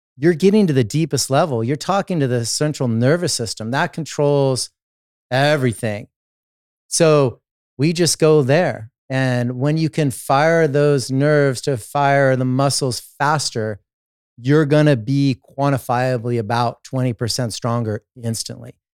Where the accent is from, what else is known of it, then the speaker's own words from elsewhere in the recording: Los Angeles, California, United States; I started as an athlete growing up in Southern California, Los Angeles